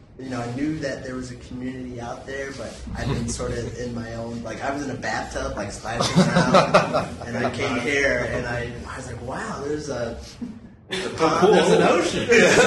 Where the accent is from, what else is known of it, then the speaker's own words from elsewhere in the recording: Los Angeles, California, United States; also born or lived in Orlando; I'm from Los Angeles.